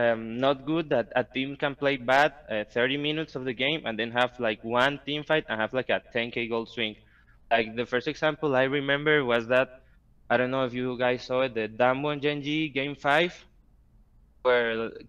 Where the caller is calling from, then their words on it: Costa Rica; From Costa Rica.